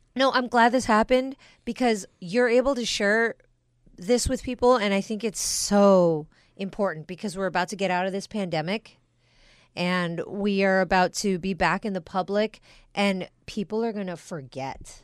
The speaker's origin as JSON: {"language": "English", "country": "United States", "said": "we're Americans."}